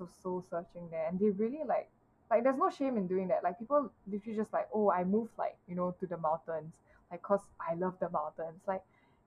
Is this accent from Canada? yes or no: no; Singapore; as a Singaporean